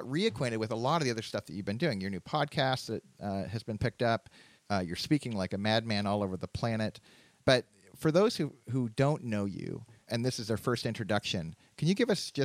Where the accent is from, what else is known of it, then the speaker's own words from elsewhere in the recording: Canada; now in United States; I was growing up in Canada